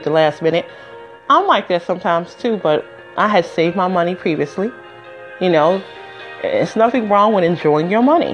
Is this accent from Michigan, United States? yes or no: yes; Detroit, Michigan, United States; also born or lived in Las Vegas, Nevada; now in New Jersey, United States; I'm originally from Detroit, Michigan, but I've lived somewhere everywhere